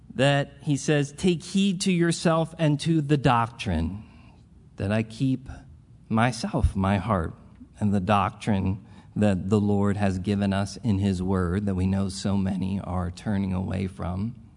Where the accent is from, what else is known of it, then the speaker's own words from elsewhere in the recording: Philadelphia, Pennsylvania, United States; I'm a product of the group, this group of people. Um, the, I am as old as the church